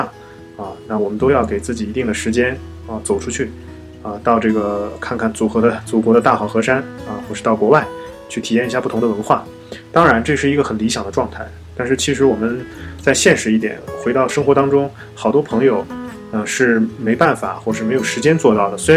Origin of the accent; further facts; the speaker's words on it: China; 但是这种食品食物，就对藏族人来讲就是最美味的早餐，对。但是我们内地人去了就适应不了